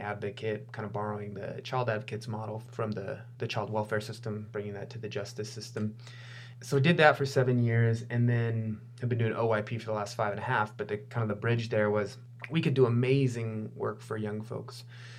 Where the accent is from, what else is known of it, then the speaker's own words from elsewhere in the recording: Wisconsin, United States; now in Santa Clara County, United States; my hometown, where my dad still lives and where I still go to visit friends.